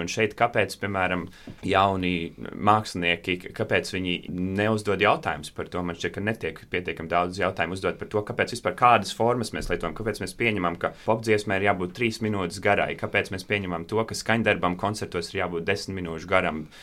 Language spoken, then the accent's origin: Latvian; Latvia; es arī piedzimu un uzaugu Latvijā